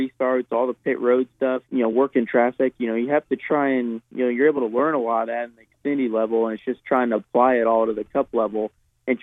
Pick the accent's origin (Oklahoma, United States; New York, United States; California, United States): California, United States; Southern; now in Charlotte, United States; I'm from Southern California